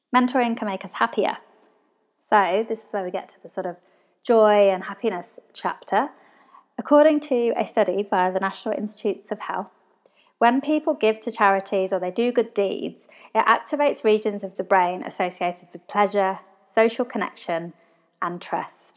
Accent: England, United Kingdom; now in Australia; So I'm from England, all my family are over in England

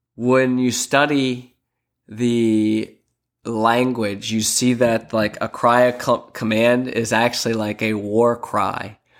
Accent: Lancaster, Pennsylvania, United States; now in Sarasota, United States; I'm originally from Lancaster, Pennsylvania.

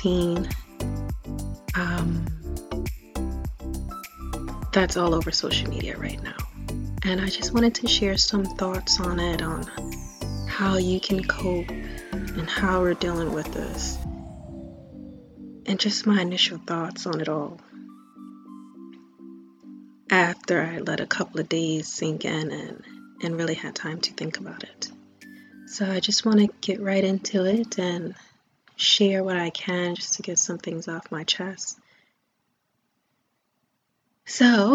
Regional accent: United States; I am African American, but I do identify also with my native heritage for the indigenous people of Turtle Island, also known as this lovely country, America

